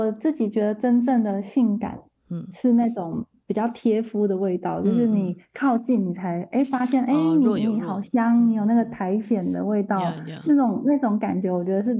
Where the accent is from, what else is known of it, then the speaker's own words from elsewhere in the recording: Yuanlin, Changhua County, Taiwan; 因为就是一开始有提到我算是彰化人，从小在那个员林长大，